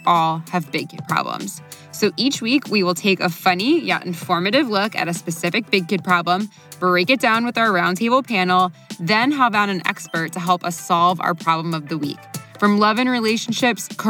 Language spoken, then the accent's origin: English; Florida, United States; moved away as an adult; now in Los Angeles, United States; I grew up in Florida, and after 18 years of growing up on the beach